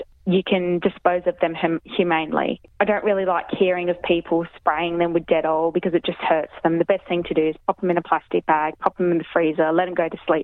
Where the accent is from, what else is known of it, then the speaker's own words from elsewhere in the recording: Darwin, Northern Territory, Australia; moved away; I grew up in Darwin